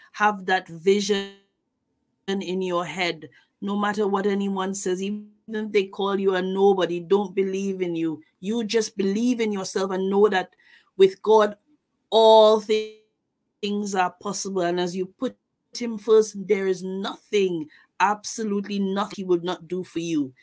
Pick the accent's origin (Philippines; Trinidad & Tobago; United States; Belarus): Trinidad & Tobago; Tobago; moved away as an adult; now in United Kingdom; I am from Tobago. I live in the UK. I've been here for uh, maybe two decades now